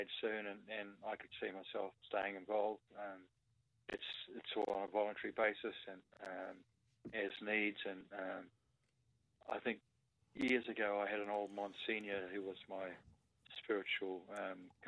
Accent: Rotorua, Bay of Plenty, New Zealand; now in Melbourne, Australia; growing up in Rotorua amongst a lot of the Maori folk, where half the class was Maori background

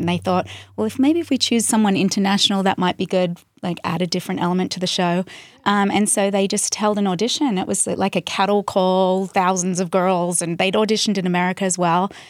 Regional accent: Central Coast, New South Wales, Australia; moved away as an adult; now in United States; I grew up in the Central Coast, which is about an hour and a half out of Sydney

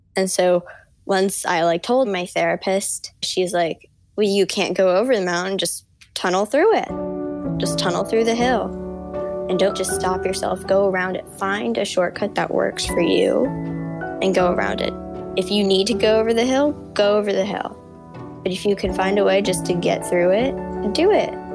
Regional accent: New York City, New York, United States; I'm 14 years old and I'm from Brooklyn, New York.

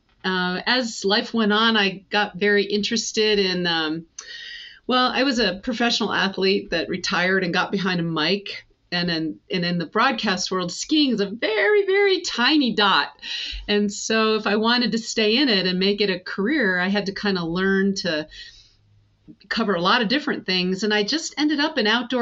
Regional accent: the Adirondacks, upstate New York, United States; So I grew up in the Adirondacks and in upstate New York

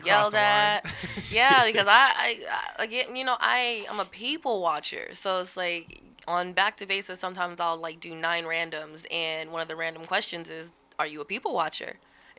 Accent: Seattle, Washington, United States; I'm born and raised in Seattle. Grew up in the CD, 19th and Cherry

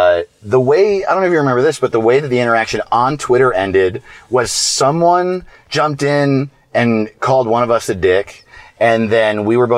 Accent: New York, United States; I'm from New York

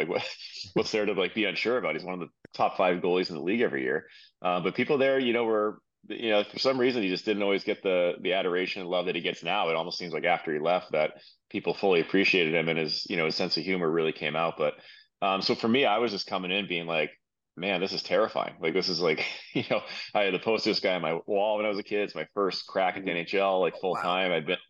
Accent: Marblehead, Massachusetts, United States; I'm from Marblehead, Massachusetts.

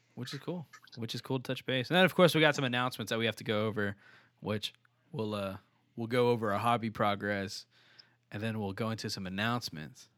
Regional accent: Texas, United States; I'm from Texas

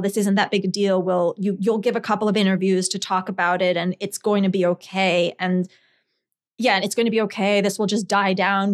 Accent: Scotland, United Kingdom; moved away; also born or lived in New Jersey, United States; I grew up in Scotland

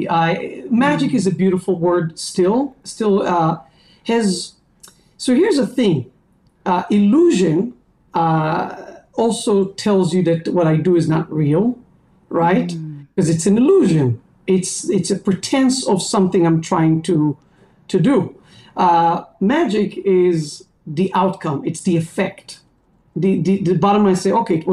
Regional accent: Holon, Tel Aviv District, Israel; I grew up in a city called Hulon

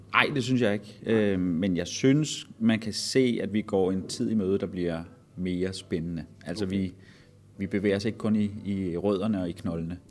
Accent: Vordingborg, Zealand, Denmark; moved away; Jeg var her i weekenden hjemme øh, i min fødeby. Øh, der har vi en kæmpe bøgeskov, øh, som hedder Kirkeskoven

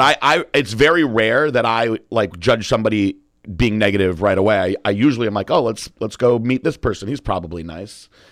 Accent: Northeast, United States; also born or lived in Connecticut; now in Florida, United States; we're from the Northeast

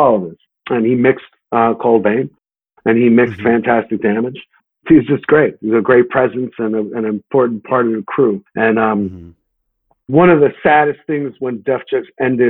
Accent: New York, United States; I'm a New Yorker through and through

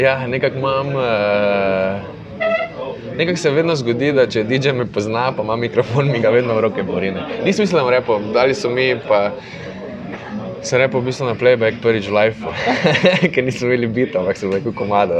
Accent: Maribor, Drava, Slovenia; moved away; sem vesel, da sem iz Maribora in da sem predvsem ponosen, da sem iz Maribora

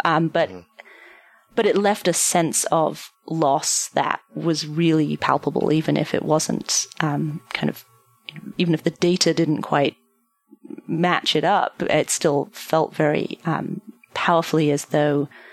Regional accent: London, United Kingdom; now in United States; I'm obviously not originally from the United States. I um I am from London, and I was at home in London.

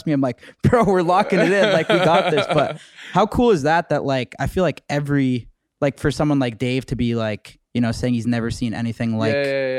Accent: Toronto, Ontario, Canada; I'm from Toronto.

